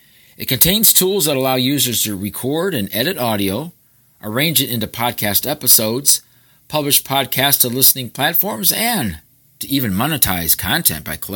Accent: Cleveland, Ohio, United States; I was a kid growing up in Cleveland

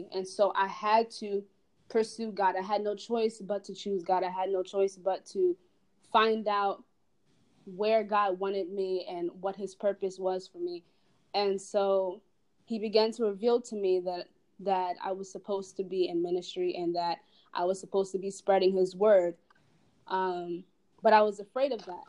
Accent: Delaware, United States; I am from Delaware

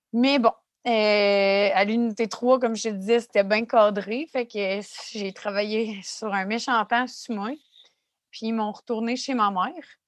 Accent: Quebec City, Quebec, Canada; je viens de Québec, ça arrive sud de Québec

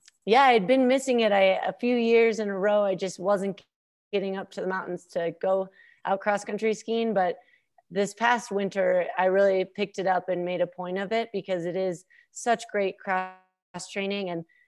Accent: Minnesota, United States; growing up in Minnesota, doing Nordic skiing and then having really fantastic coaches and teammates have got to all be factors in that.

